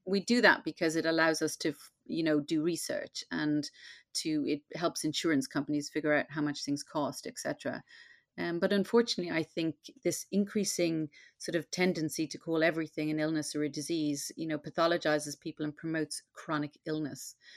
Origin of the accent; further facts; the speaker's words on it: Ireland; now in London, United Kingdom; I grew up in Catholic Ireland in that very Catholic time.